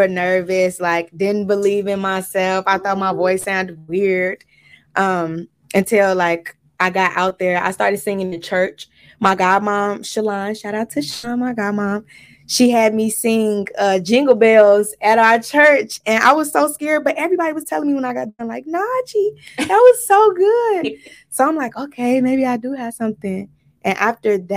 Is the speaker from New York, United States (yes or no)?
no; Chicago, Illinois, United States; I'm from Chicago, South Side Chicago, South Suburbs of Chicago. Both of them